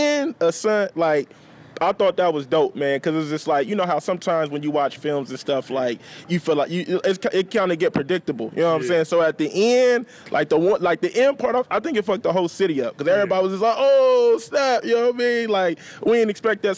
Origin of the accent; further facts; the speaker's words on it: Columbus, Ohio, United States; I'm from the city. I've been born and raised from Columbus.